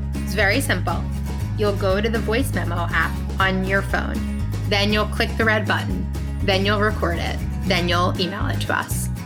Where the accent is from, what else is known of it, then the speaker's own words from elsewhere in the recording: New York, United States; also born or lived in Michigan; from New York.